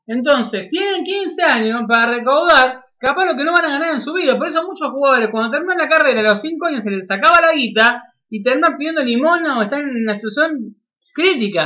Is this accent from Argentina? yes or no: yes; Argentina; como argentino